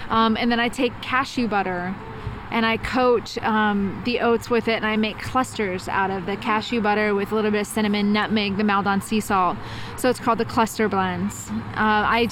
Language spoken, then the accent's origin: English; Dallas, Texas, United States; now in San Francisco, United States; I grew up in Dallas.